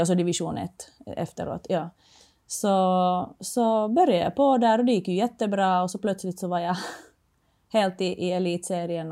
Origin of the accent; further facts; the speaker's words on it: Finland; moved away as an adult; now in Sweden; jag kommer från Finland